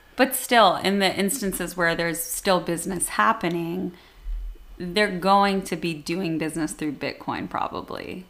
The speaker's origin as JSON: {"language": "English", "country": "United States", "said": "as an American"}